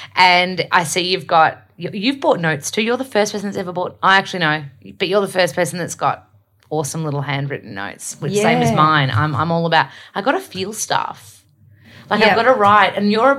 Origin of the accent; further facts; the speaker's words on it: Australia; accent: Aussie; I'm obviously extremely Aussie too.